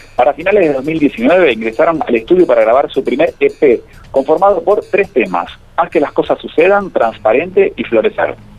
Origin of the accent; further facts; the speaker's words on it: Córdoba, Argentina; soy cordobés de …